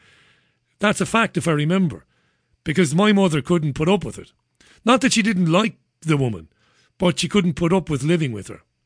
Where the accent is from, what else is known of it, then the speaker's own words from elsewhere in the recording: Waterford, Munster, Ireland; now in United Kingdom; I'm from Waterford